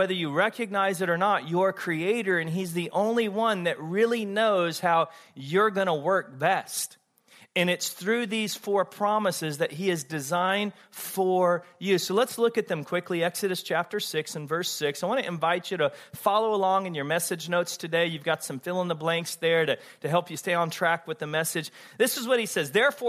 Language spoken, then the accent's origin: English; the South, United States; I don't know about you, but the church I grew up in the South, I was not glad when mom told me it was time to go to church.